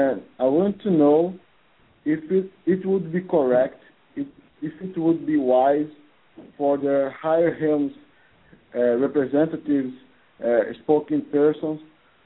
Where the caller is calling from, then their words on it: Brazil; from Brazil